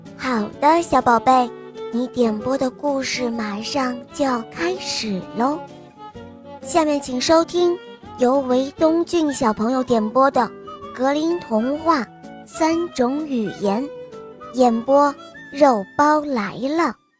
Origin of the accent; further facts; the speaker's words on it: Xuzhou, Jiangsu, China; 我今年六岁半，我来自江苏徐州